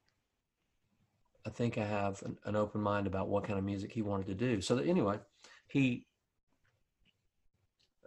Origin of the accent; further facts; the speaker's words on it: Mobile, Alabama, United States; it's my hometown, Mobile, Alabama